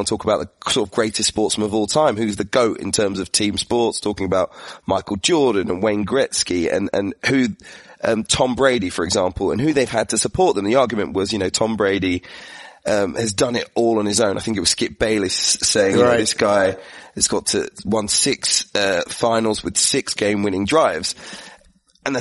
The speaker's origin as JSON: {"language": "English", "country": "United Kingdom", "said": "from being a Brit"}